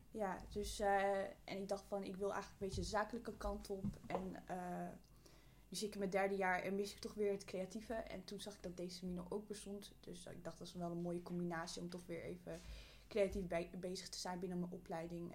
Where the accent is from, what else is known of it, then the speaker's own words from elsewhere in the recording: Amsterdam, North Holland, Netherlands; Ik ben geboren en getogen in Amsterdam